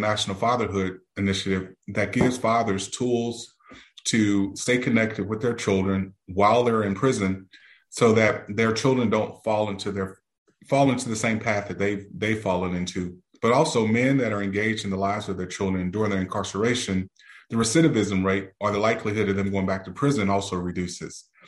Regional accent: Beaumont, Texas, United States; now in Houston, United States; grew up in Texas, in Southeast Texas, in a city southeast of Houston, Beaumont

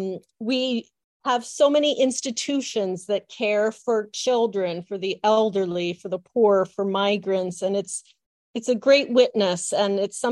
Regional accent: Massachusetts, United States; born or raised there

